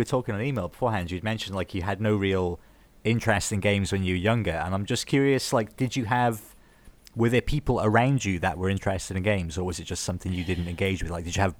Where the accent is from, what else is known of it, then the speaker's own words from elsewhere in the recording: Newport, Wales, United Kingdom; I'm from Newport, which is relatively southwest pretty much.